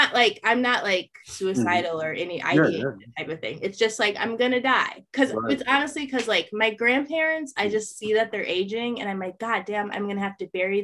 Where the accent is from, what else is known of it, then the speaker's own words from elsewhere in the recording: Wisconsin, United States; I'm from Wisconsin, but like I'm from Mississippi. Like that's where my people are from.